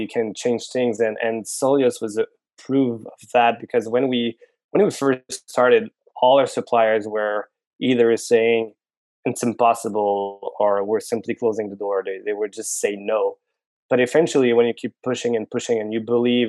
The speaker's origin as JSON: {"language": "English", "town": "Montreal", "region": "Quebec", "country": "Canada", "tie": "born or raised there", "also_born_or_lived": "Paris, France / Singapore", "said": "I was born in Montreal, born and raised actually."}